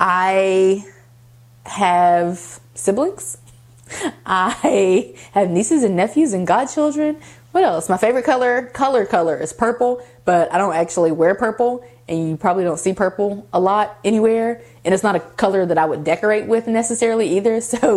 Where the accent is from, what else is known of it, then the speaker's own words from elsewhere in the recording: Columbus, Ohio, United States; born there; also born or lived in West Virginia; I was born in Columbus, Ohio, and I also lived in West Virginia, and now I live in Georgia. So I consider all three of them to be like home.